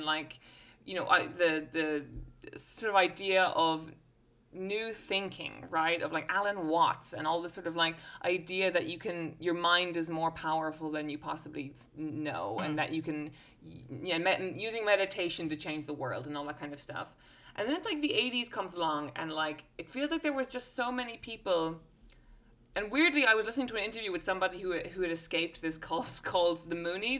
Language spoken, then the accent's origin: English; London, United Kingdom; As a Londoner, I know this feeling